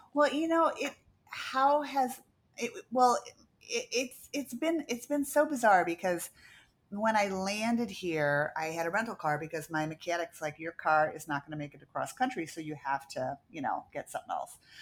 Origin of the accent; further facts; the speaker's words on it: Downers Grove, Illinois, United States; also born or lived in Venice, California; now in Charlotte, United States; I grew up in Downers Grove, uh, with a lotta trees.